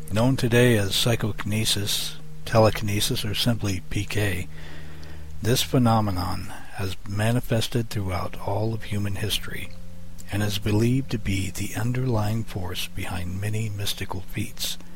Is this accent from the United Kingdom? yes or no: no; Ireland; I'm a druid from Ireland